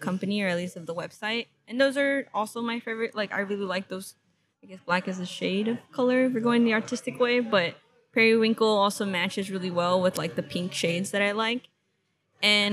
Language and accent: English; Los Angeles, California, United States; first language English; I was born in Kaiser Permanente, Venice Boulevard and Cadillac. And the reason I'm saying it like that, because I'm a full-blown, like, L.A. girl